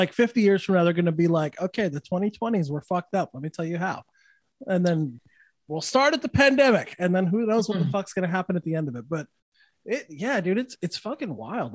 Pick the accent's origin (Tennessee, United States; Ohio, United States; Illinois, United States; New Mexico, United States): New Mexico, United States; Santa Fe; also born or lived in Los Angeles / Austin / Louisiana; now in Florida, United States; I'm from Santa Fe, New Mexico. That's like woke central, dude. Like it's, yeah. So I understand that woke mentality. I grew up with it